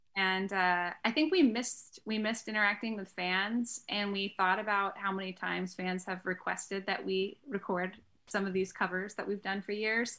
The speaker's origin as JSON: {"language": "English", "town": "Greensboro", "region": "North Carolina", "country": "United States", "tie": "born or raised there", "said": "I'm from North Carolina"}